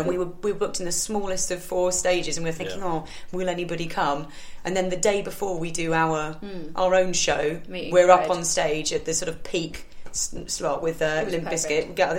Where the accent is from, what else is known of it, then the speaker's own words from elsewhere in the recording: Surrey, South East England, United Kingdom; I'm native from Surrey.